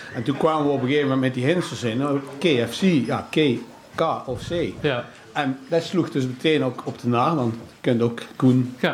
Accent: Zeeland, North Brabant, Netherlands; also born or lived in Langenboom / Wanroij; wij hebben altijd gewoond op de Witte Dellen in Zeeland

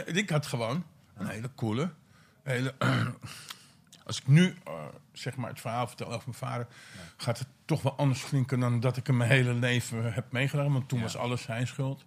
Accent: Vinkeveen, Utrecht, Netherlands; Ik ben opgegroeid in Vinkerveen hm. Op de Bamerige Zuwe

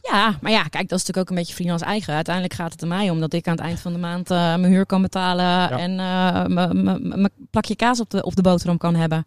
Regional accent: Netherlands; Wij gaan als Nederlanders

